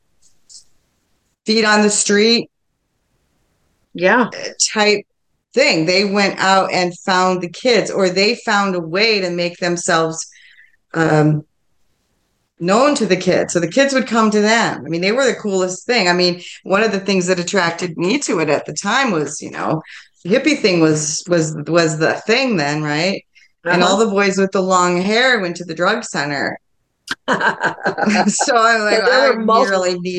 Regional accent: Milford, Michigan, United States; I grew up in Milford, Michigan

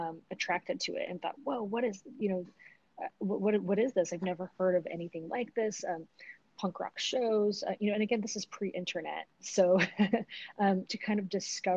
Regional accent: Utah, United States; growing up in Utah, it was a very different place than where it was today.

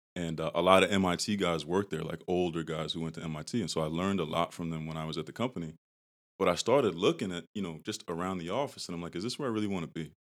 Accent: Brockton, Massachusetts, United States; I grew up in Brockton

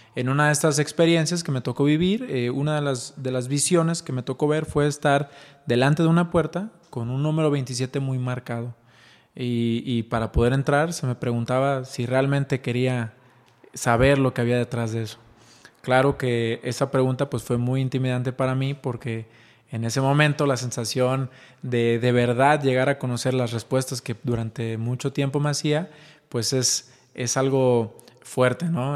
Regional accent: Ixtlán del Río, Nayarit, Mexico; now in Guadalajara, Mexico; Soy mexicano, soy nacido en Ixtlán del Río Nayarit, orgullosamente, pero actualmente radicamos en Guadalajara, Jalisco

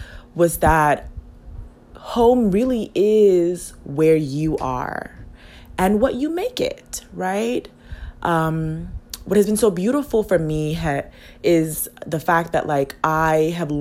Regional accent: U.S. Virgin Islands; moved away as an adult; I am from a U.S. territory / colony

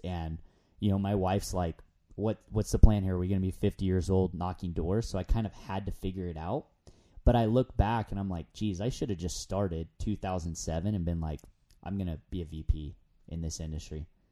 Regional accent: San Diego, California, United States; moved away as an adult; now in Provo, United States; before moving up to Utah, I'm, I'm from San Diego

